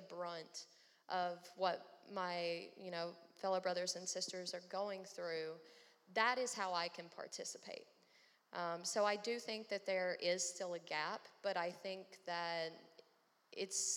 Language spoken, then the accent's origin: English; the South, United States; as a young white woman growing up in the South